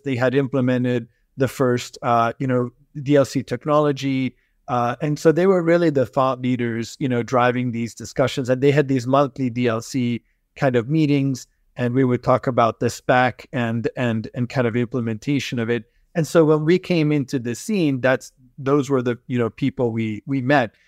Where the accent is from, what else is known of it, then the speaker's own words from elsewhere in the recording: United States; also born or lived in Debrecen, Hungary / Boston, Massachusetts / Michigan; I was born in Hungary, a, in, in a smaller town called Debrecen, and we grew up in, uh, you know, Boston and Michigan.